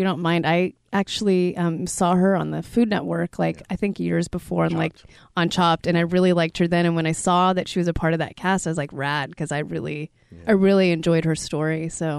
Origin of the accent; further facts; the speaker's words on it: San Leandro, California, United States; I grew up in San Leandro.